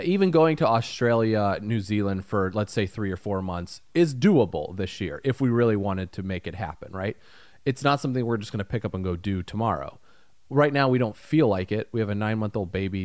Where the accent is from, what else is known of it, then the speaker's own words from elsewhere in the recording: Indiana, United States; moved away; I come from Indiana